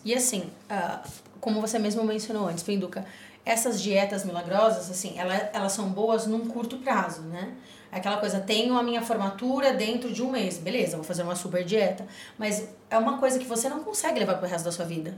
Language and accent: Portuguese; Rio Grande do Sul, Brazil; eu sou do Rio Grande do Sul